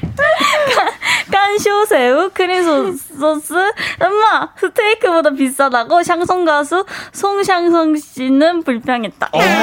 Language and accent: Korean; Pohang, North Gyeongsang, South Korea; 저 포항입니다.